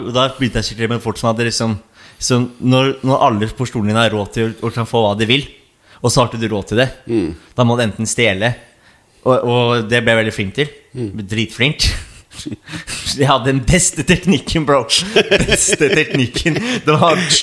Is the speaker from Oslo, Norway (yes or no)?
yes; Oslo, Norway; jeg er jo fra, fra Oslo, mm. eh, nærmere Hovseter-området